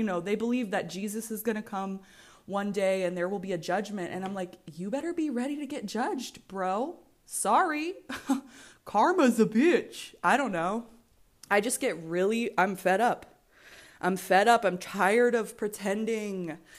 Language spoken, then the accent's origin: English; Virginia, United States; And I'm from Virginia.